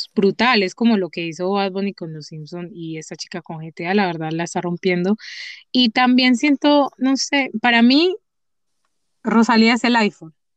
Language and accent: Spanish; Medellín, Antioquia, Colombia; accent: paisa; also born or lived in Chocó; yo nací en el Chocó, pero yo, la gente me dice que yo soy paisa, porque vivo toda mi vida en Medellín